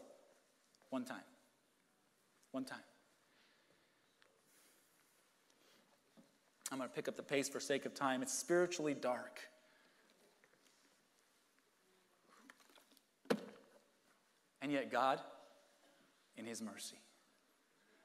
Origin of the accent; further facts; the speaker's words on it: United States; as an American Christian